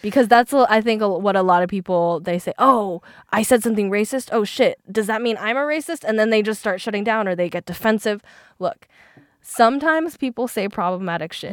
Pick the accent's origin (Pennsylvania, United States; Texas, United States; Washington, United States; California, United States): Washington, United States; Seattle; first language Mandarin; English is a second language; I'm from Seattle